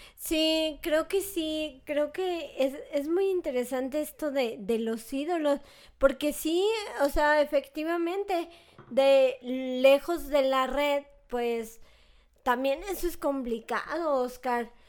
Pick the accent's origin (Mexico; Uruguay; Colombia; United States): Mexico; como mexicana